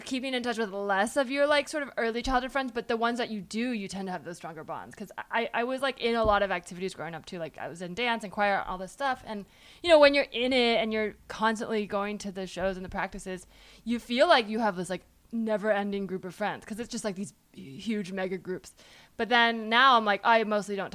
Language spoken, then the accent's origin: English; Palo Alto, California, United States; I remember like really wanting to get into Stanford because I was from Palo Alto